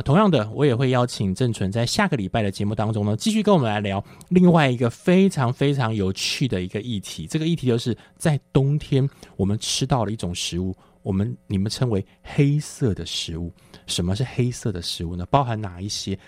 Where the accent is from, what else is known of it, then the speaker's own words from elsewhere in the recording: Taiwan; 在我们台湾人来讲